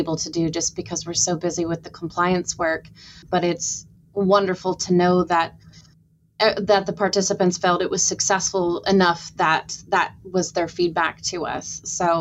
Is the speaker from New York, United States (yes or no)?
no; Washington, United States; also born or lived in Seattle, Washington / Scotland; now in Bloomington, United States; I'm from Washington State originally.